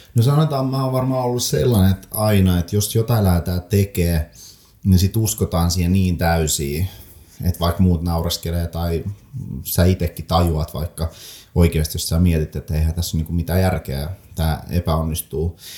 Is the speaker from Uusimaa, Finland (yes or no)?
no; Lappeenranta, South Karelia, Finland; also born or lived in Saint Petersburg, Russia; ne synnyn Pietarissa, vanhemmat päätti, että he lähdetään metsästään parempaa elämää niin sanotusti lasten puolesta ja Neuvostoliitto hajosi silloin ja oli mahdollisuus muuttaa Suomeen. Muutettiin oikeastaan siis varmaan neljä, nelihenkinen perhe ja neljä matkalaukkuu tyyli. Hypättiin junaa ja Suomeen ja sitten siinä niinku ekat vuodet asuttiin ihan kaupungin tämmöisessä niinku maahanmuuttajien